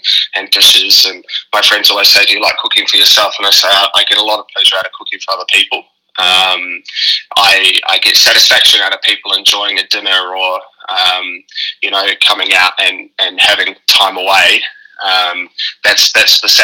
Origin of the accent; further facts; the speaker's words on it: New Plymouth, Taranaki, New Zealand; accent: New Zealand; I was born in New Plymouth, so North Island, West Coast